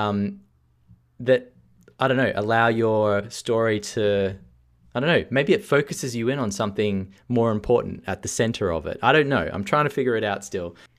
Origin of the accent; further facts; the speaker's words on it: Australia; being a Australian